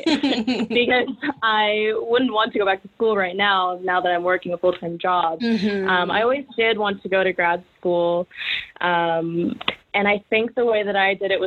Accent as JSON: {"language": "English", "town": "Houston", "region": "Texas", "country": "United States", "also_born_or_lived": "Austin, Texas", "moved": "as an adult", "lives_now": "London, United Kingdom", "said": "I'm from Houston, Texas."}